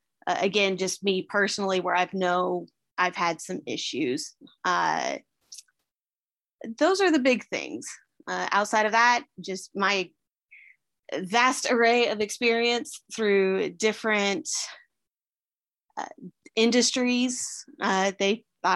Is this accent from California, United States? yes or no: no; Georgia, United States; Well, I am from Fayette County. We have been here for 28 years. For the most part, grew up here. Grew up in a military family. Which actually, surprisingly enough, makes me the only native Georgian in my family too. I was born down in Liberty County